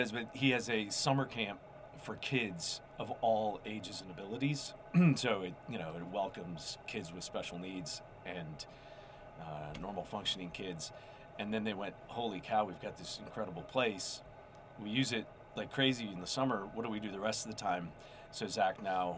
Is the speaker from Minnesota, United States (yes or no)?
yes; Minnesota, United States; moved away as an adult; also born or lived in Cincinnati area; I grew up in Minnesota